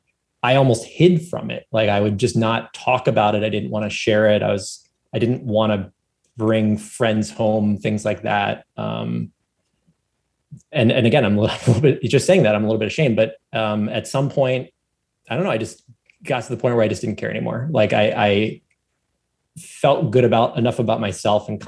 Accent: Philadelphia, Pennsylvania, United States; I grew up in Philadelphia

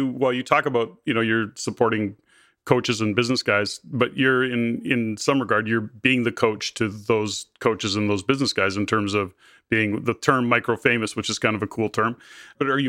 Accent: Canada; we're Canadian

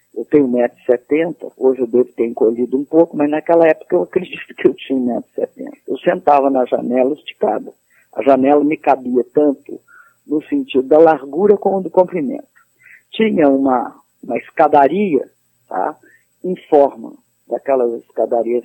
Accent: Belo Horizonte, Minas Gerais, Brazil; moved away as an adult; also born or lived in Rio de Janeiro; eu sou de Minas Gerais, nasci em Belo Horizonte e vivi minha vida, a, a início da minha vida adulta lá e depois fui para o Rio

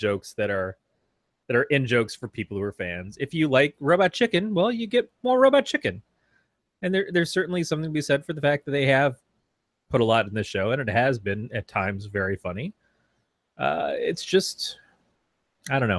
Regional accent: Michigan, United States; I'm from Michigan.

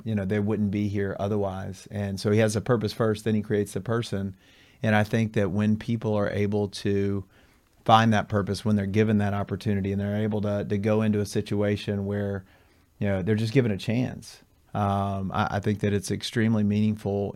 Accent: Atlanta, Georgia, United States; moved away as an adult; I'm from Atlanta originally, and I've been here for twelve and a half years.

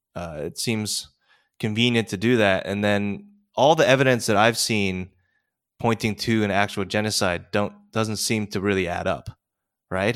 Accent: United States; as an American over here

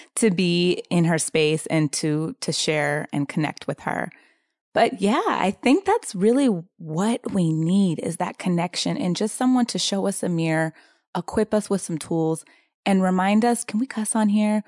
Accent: San Diego, California, United States; I'm from San Diego. And I, um, am, consider myself incredibly grateful to have grown up in Southern California

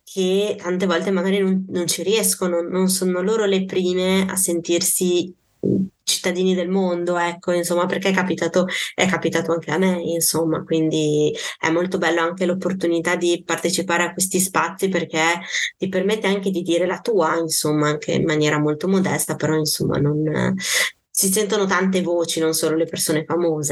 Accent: Parma, Emilia-Romagna, Italy; io sono di Parma

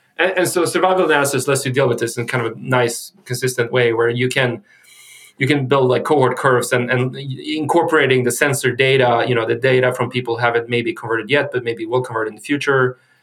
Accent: Sweden; I'm from Sweden.

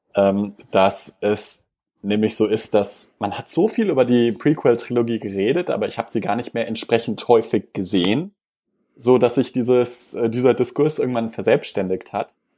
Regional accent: Germany; bei uns in Deutschland

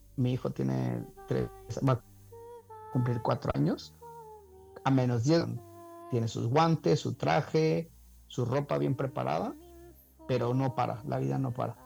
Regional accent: Veracruz, Mexico; moved away; also born or lived in Guanajuato / Spain; viniendo de haber vivido en España, yo en México, aunque me crié en Veracruz, eh, soy de Guanajuato

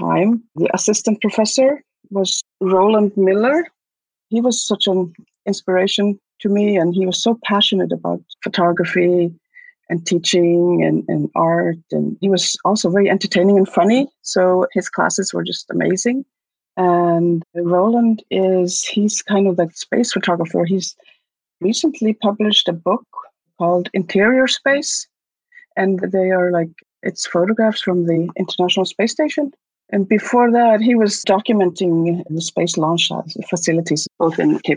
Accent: Ísafjörður, Westfjords, Iceland; moved away; also born or lived in New York; I was born in Iceland, like you said, in an isolated town in Westfjords. It's called Ísafjörður

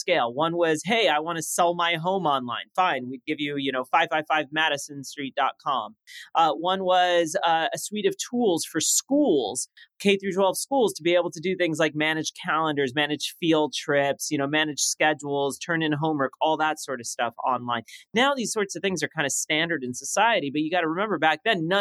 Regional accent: Los Angeles, California, United States; first language French; English is a second language; also born or lived in Paris, France; I'm growing up in Los Angeles with this like thick French accent

